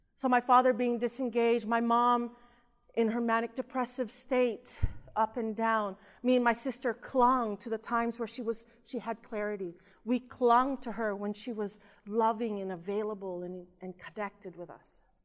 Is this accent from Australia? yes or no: no; Southern California, United States; also born or lived in Philippines; I was born in the Philippines. and we immigrated to the United States, to California, to Southern California when I was about two and a half years old